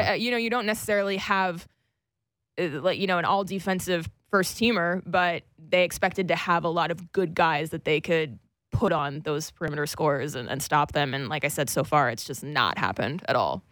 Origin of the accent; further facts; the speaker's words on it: United States; I'm a silly American